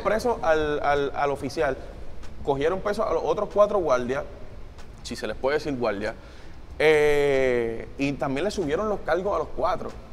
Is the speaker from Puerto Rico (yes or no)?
yes; Puerto Rico; nuestra posición como latino o como puertorriqueño